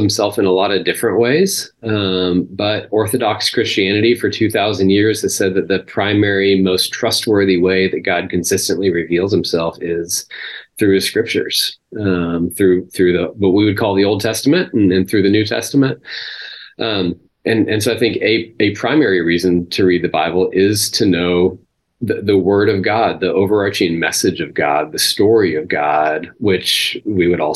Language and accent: English; Texas, United States; I grew up in Texas, grew up in a religious culture